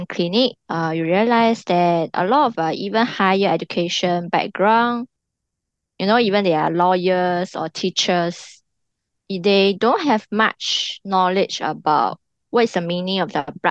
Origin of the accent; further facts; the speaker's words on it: China; moved away as an adult; also born or lived in London; now in Singapore; I was born in China